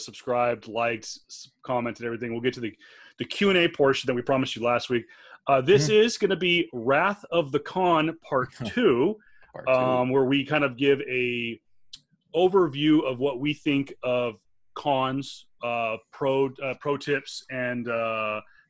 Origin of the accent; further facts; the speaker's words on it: New York, United States; growing up in the New York market